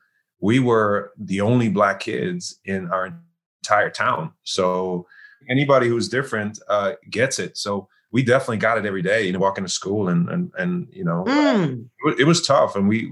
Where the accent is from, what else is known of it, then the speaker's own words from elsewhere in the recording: Germany; My mom's German. My father's from Ghana, Africa. And so I grew up in Germany.